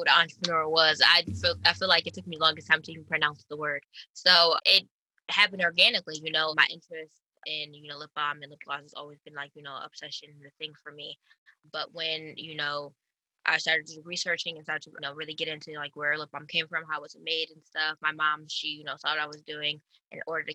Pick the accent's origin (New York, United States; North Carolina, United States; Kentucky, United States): New York, United States; Buffalo; born and raised in Buffalo, New York